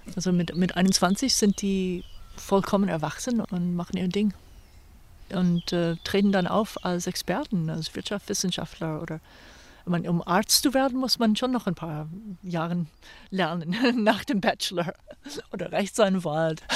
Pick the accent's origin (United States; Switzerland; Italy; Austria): United States; Virginia; German is a second language; moved away as an adult; also born or lived in California / New York / Philadelphia / Tel Aviv; now in Bad Belzig, Germany; Virginia wo ich aufgewachsen bin